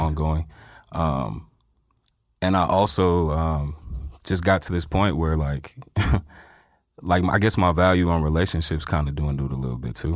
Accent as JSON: {"language": "English", "area": "Inland Empire", "region": "California", "country": "United States", "tie": "born or raised there", "also_born_or_lived": "Los Angeles", "said": "I was born in Los Angeles, but I was raised in the Inland Empire."}